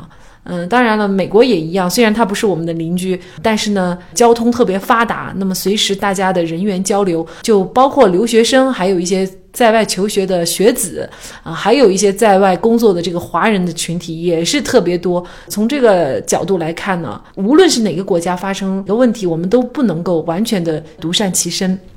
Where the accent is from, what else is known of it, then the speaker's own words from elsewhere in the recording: China; 我们作为中国人